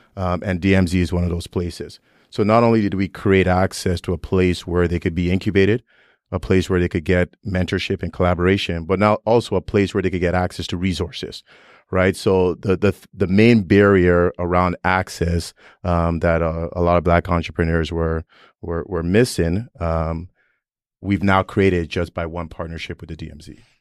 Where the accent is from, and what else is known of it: Toronto, Ontario, Canada; born or raised there; also born or lived in Nigeria / Vaughan, Ontario